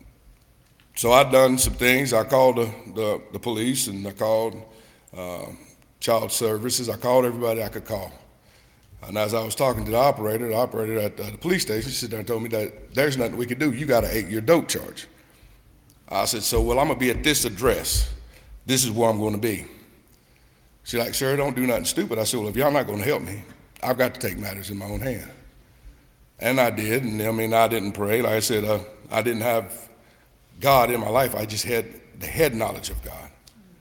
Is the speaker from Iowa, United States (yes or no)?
no; Knoxville, Tennessee, United States; I grew up in Knoxville, Tennessee